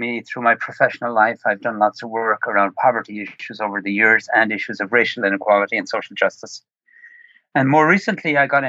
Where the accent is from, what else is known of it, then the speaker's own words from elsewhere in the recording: Ireland; moved away as an adult; now in Long Island, New York, United States; I grew up in Ireland